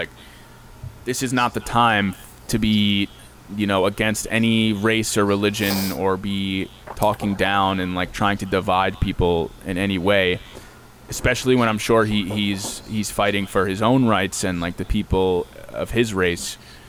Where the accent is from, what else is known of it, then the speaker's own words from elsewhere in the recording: Hewlett, New York, United States; we're not Jewish ourselves, but we come from an area and a school district where there's a lot of Jewish people. We're from Hewlett. There's a lot of Jewish people that live around here